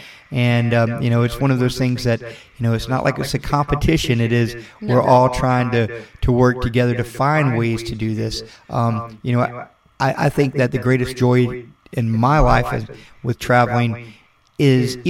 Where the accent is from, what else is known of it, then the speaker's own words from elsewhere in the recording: Florida, United States; We're being from Florida, you know, it's, you know, we have the beach community. It's hot here in the summer.